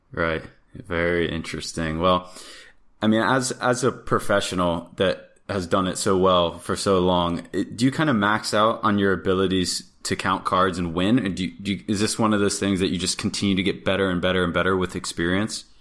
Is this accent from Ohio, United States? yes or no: no; Florida, United States; I grew up in Florida